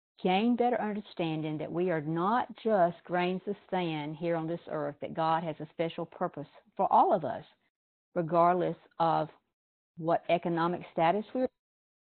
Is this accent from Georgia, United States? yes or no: yes; Douglas, Georgia, United States; I'm from Douglas, Georgia, and that's a little town in South Georgia